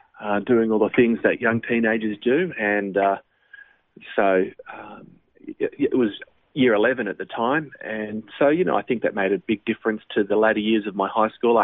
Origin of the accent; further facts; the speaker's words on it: Berry, New South Wales, Australia; also born or lived in Sydney / Nowra; raised in the South Coast on a little town called Berry in the Shoalhaven